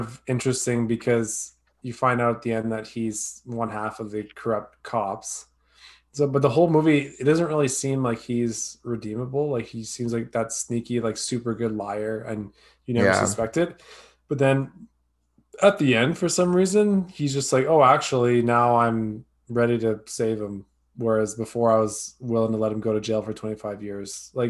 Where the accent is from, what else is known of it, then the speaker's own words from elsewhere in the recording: Bronx, New York, United States; they're real New Yorkers. I'm from the Bronx, man.